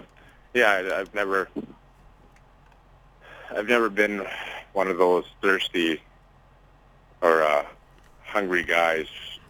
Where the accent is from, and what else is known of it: Winkler, Manitoba, Canada